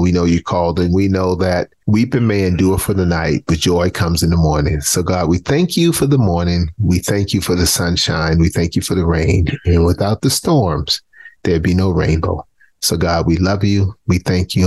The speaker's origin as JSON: {"language": "English", "town": "Charleston", "region": "South Carolina", "country": "United States", "tie": "born or raised there"}